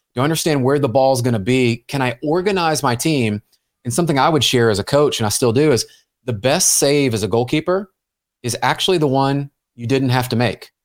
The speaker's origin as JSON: {"language": "English", "town": "Memphis", "region": "Tennessee", "country": "United States", "tie": "born or raised there", "moved": "yes", "said": "I grew up in Memphis, Tennessee"}